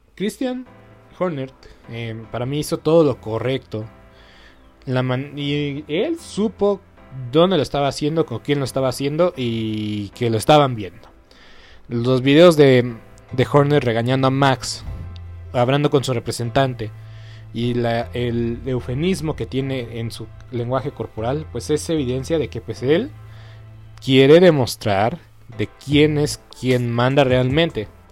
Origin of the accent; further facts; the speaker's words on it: Mexico; nosotros como mexicanos